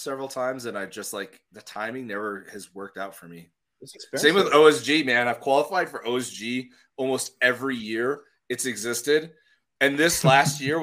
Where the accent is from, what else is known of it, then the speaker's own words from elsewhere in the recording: Montana, United States; also born or lived in Minneapolis, Minnesota; now in Denver, United States; I'm from Montana